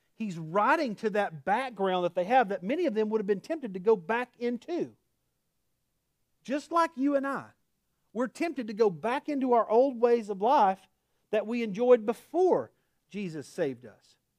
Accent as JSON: {"language": "English", "region": "Oklahoma", "country": "United States", "accent": "Oklahoma", "said": "my Oklahoma accent"}